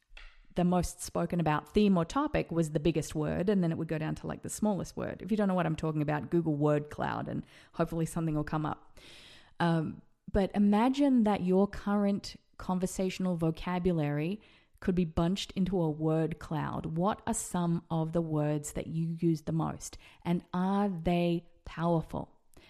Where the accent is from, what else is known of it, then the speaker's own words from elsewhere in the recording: Las Vegas, Nevada, United States; should perhaps think about moving to America. And then it happened. We decided to move to Vegas, my hometown.